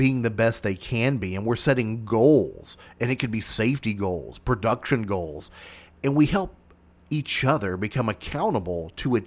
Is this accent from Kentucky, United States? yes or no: yes; Mayfield, Kentucky, United States; Even though I live south of that, I call that my hometown because that's where my high school was at.